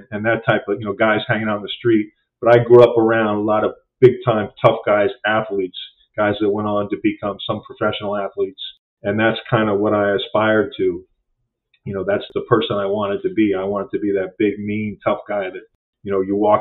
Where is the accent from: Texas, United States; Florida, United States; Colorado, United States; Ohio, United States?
Florida, United States; Key Biscayne; also born or lived in Massachusetts / New York State; I grew up, my family's originally from Massachusetts, but I moved to Florida. I grew up in Miami, and I moved to Florida. I was very young, 3.